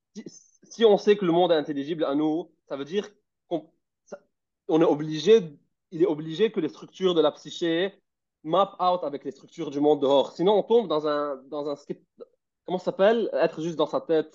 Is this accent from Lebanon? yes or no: yes; Lebanon; moved away as an adult; j'étais au Liban et j'ai quitté le Liban pour aller dehors et je vivais seul